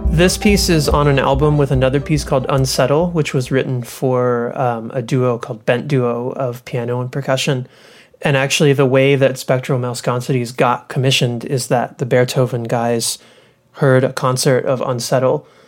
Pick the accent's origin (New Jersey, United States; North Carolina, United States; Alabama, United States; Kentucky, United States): Kentucky, United States; Louisville; also born or lived in Austin, Texas; now in Ithaca, United States; I grew up in Louisville, Kentucky